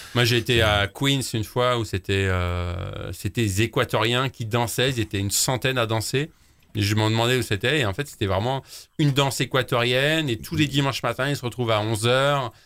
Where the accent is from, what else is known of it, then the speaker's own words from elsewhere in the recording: France; chez nous en France